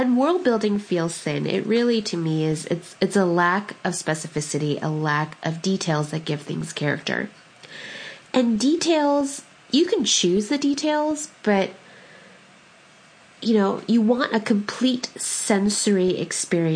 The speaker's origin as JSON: {"language": "English", "region": "California", "country": "United States", "tie": "born or raised there", "said": "the Italian food that I grew up with out in California"}